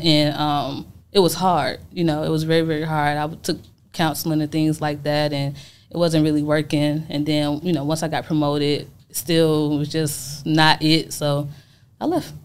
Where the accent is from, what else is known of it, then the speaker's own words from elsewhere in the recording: Atlanta, Georgia, United States; also born or lived in Chicago, Illinois; I'm from Chicago, Illinois. I was born, but I was raised in Atlanta, Georgia